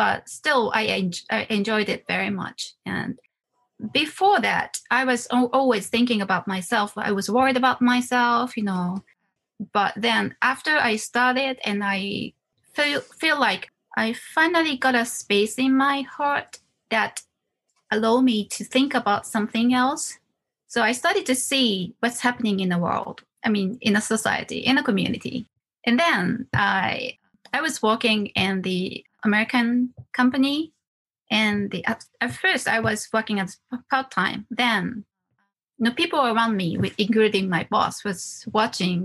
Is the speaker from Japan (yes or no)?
yes; Wakayama, Japan; moved away as an adult; also born or lived in Osaka; I'm from Wakayama Prefecture. I was born in a very small Inaka countryside and grew up